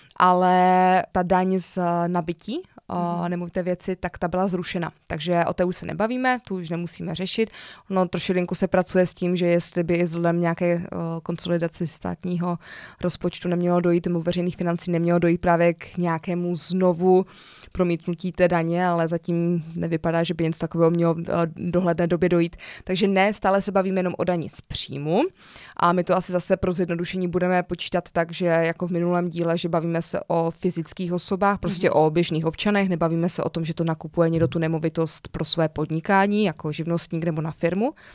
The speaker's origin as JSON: {"language": "Czech", "country": "Czechia"}